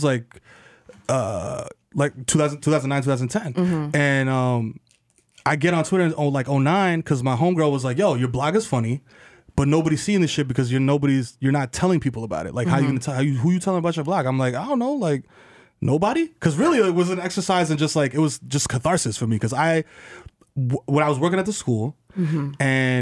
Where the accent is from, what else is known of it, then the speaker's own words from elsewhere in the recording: New York City, New York, United States; growing up in the Bronx, West Indian parents